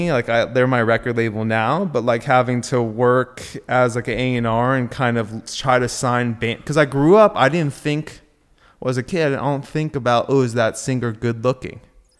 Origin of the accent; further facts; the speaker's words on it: Agoura Hills, California, United States; Yeah, so I grew up in Agora Hills. I've known Pat since I was 12 or something like that. I grew up out here. Went to high school with everyone